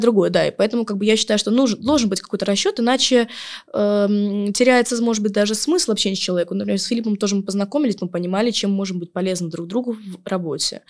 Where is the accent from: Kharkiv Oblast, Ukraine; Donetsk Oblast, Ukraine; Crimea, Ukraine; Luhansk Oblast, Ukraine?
Crimea, Ukraine; Yalta; я девочка из Ялты, которая в шестнадцать в лет